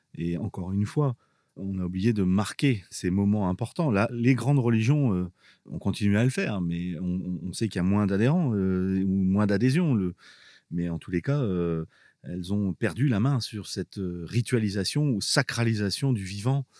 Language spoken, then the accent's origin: French; Abbeville, Hauts-de-France, France; also born or lived in Boulogne-sur-Mer; je suis né à Boulogne-sur-Mer et puis mon père était, était policier, était flic et euh, il est arrivé à Abbeville et donc j'ai grandi à Abbeville